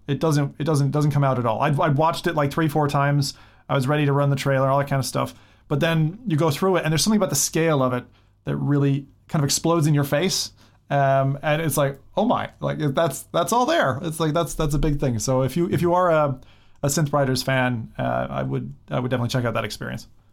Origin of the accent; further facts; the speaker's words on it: United States; I'm American